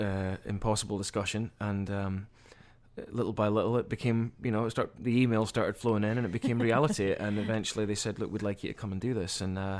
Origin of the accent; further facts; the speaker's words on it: Aberdeen, Scotland, United Kingdom; now in New Orleans, United States; we're all New Orleans based long term, but there's actually myself and another one of the guys originally from Aberdeen in Scotland, my hometown.